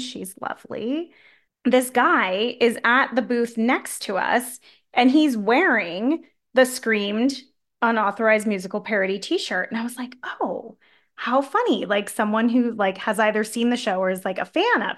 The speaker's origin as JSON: {"language": "English", "town": "San Diego", "region": "California", "country": "United States", "said": "I'm from San Diego"}